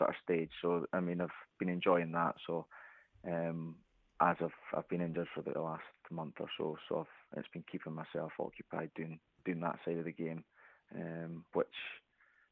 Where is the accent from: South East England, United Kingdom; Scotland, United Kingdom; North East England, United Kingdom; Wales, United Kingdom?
Scotland, United Kingdom; Aberdeen; I came back to Aberdeen for the summer